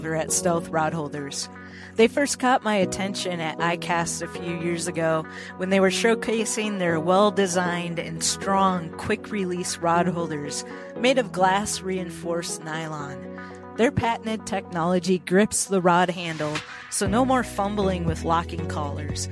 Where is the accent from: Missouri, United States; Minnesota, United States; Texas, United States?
Minnesota, United States; now in Nashville, United States; I'm from Minnesota